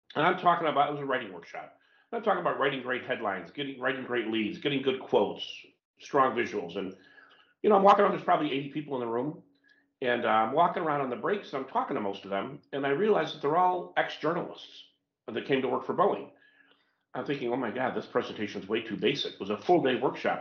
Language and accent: English; United States; as an American